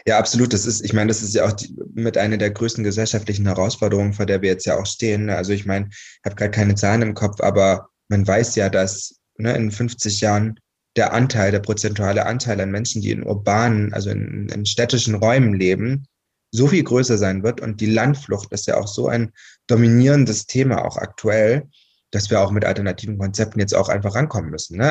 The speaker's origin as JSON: {"language": "German", "town": "Albstadt", "region": "Baden-Württemberg", "country": "Germany", "tie": "born or raised there", "also_born_or_lived": "Saarland", "moved": "yes", "said": "da, wo ich geboren bin und aufgewachsen bin. Und das ist eine Albstadt im, in Baden-Württemberg auf der Schwäbischen Alb"}